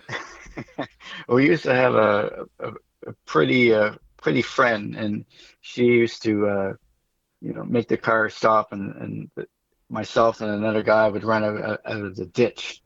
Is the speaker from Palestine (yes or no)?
no; Amherst, Nova Scotia, Canada; moved away; also born or lived in Moncton, New Brunswick; I'm from Amherst.